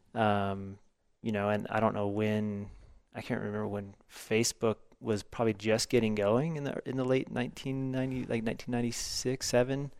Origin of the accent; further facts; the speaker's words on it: the Ozarks, United States; growing up in the Ozarks